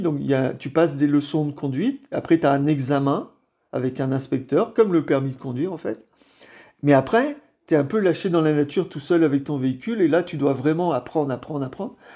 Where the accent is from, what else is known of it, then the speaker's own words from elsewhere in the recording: Brest, Brittany, France; je suis euh, français, je, suis breton, je suis né à Brest.